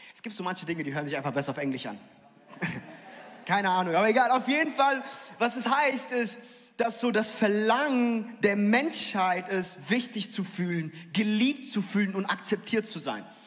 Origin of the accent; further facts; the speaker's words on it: near Frankfurt, Hesse, Germany; ich bin in der Nähe von Frankfurt aufgewachsen